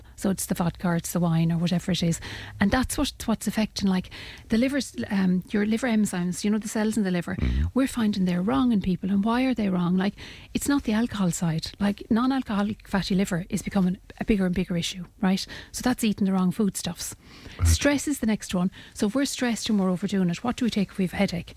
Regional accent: Ireland; we as Irish people

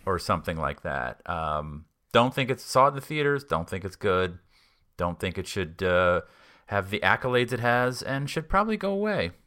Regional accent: Boston, Massachusetts, United States; I grew up in Boston

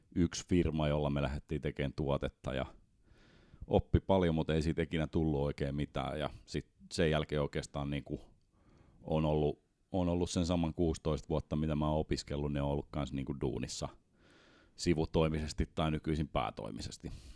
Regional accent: Helsinki, Uusimaa, Finland; moved away as an adult; now in Espoo, Finland; mä oon alun perin Helsingistä ja sitten mä oon pikkuhiljaa espoolaistunut.

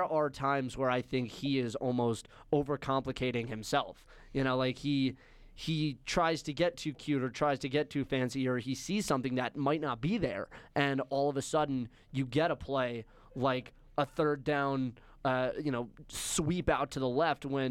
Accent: Scarsdale, New York, United States; born or raised there; moved away

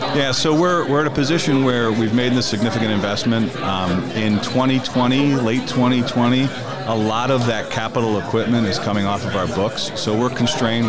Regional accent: Connecticut, United States; I was born and raised in Connecticut

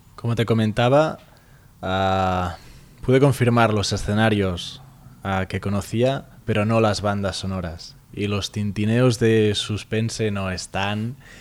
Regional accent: Barcelona, Catalonia, Spain; somos de Barcelona

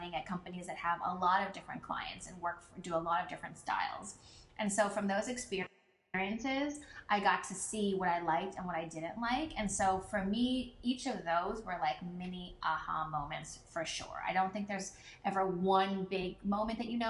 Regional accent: Philadelphia, Pennsylvania, United States; I am from Philadelphia, so that's where I lived and that's where I'm from

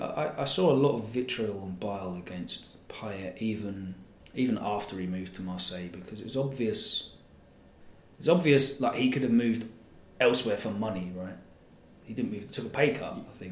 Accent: Essex, East of England, United Kingdom; I grew up in Essex

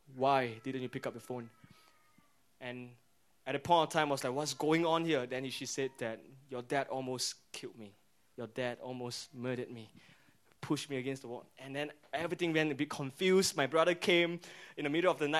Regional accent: Singapore

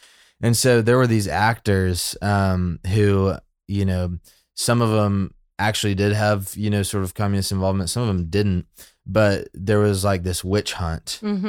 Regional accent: Birmingham, Alabama, United States; But, you know, I grew up in like in Birmingham. So like red, white, and blue, God's country, like American Christianity.

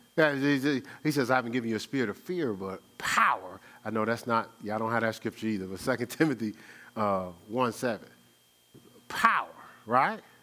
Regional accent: Newark, New Jersey, United States; I'm from Brick City, New Jersey

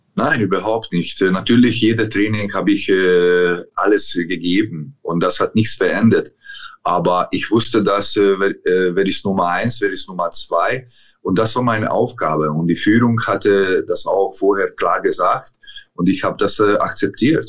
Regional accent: Szombathely, Vas, Hungary; German is a second language; moved away as an adult; also born or lived in Germany / England; die Stadt heißt äh, Szombathely, ist äh, schwer auszusprechen, aber das ist meine Heimatstadt. Ich habe hier, äh, bin ich hier aufgewachsen

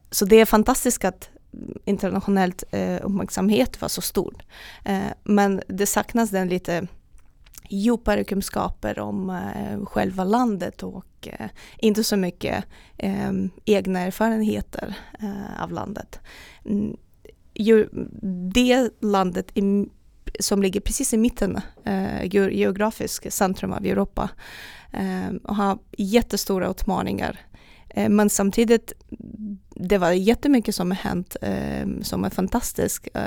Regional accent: Republic of Karelia, Russia; born there; Ja, eh, jag föddes i Karelen, eh, norra Ryssland, eh, nära finska gränser.

